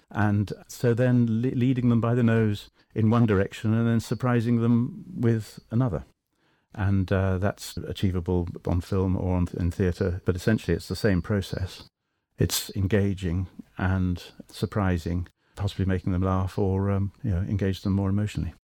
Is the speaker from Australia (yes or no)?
no; England, United Kingdom; I'm Anglo, of course, I'm English.